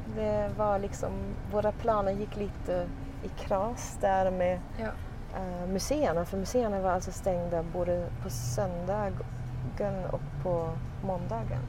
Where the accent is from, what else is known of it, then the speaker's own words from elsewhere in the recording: Sweden; vi i Sverige